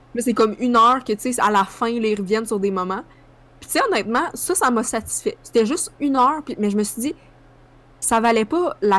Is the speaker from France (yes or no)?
no; Sherbrooke, Quebec, Canada; quand j'étais petite à Sherbrooke